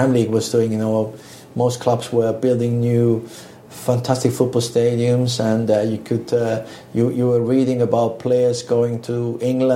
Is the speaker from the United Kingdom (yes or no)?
no; Switzerland; moved away as an adult; also born or lived in Italy; I grew up in Switzerland with Italian parents